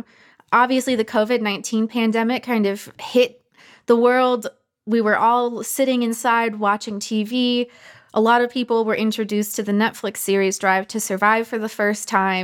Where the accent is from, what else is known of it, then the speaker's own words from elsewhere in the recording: Michigan, United States; I was born and raised in Michigan, so my whole family was in the auto industry.